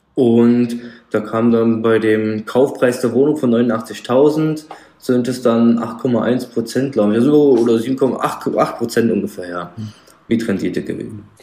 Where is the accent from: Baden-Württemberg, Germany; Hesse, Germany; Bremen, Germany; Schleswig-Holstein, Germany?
Hesse, Germany; Frankfurt am Main, Darmstadt, Rhine-Main area